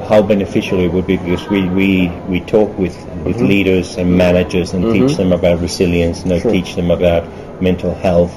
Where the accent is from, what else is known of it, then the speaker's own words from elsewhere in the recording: Germany; moved away; also born or lived in Australia; They got married and they had me in Germany. Mm-hmm. I grew up in Germany